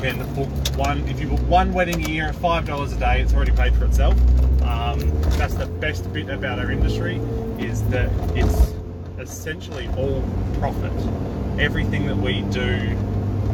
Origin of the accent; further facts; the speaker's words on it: Adelaide, South Australia, Australia; I'm from Adelaide, Australia, and I'm a wedding photographer